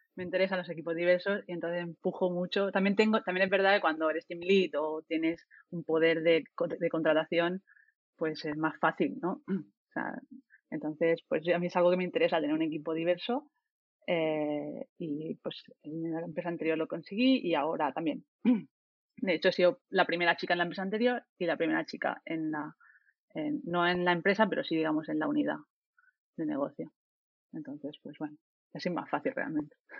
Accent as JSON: {"language": "Spanish", "town": "Murcia", "region": "Region of Murcia", "country": "Spain", "moved": "as an adult", "lives_now": "Barcelona, Spain", "said": "yo soy de Murcia, pero llevo en Barcelona como seis años"}